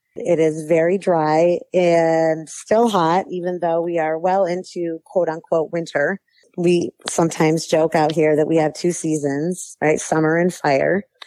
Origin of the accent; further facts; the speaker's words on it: New York, United States; now in Palmdale, United States; Growing up in New York, we had K 12 districts